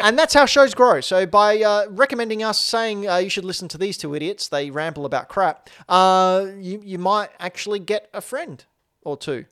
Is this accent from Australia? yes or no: yes; Australia; I'm Australian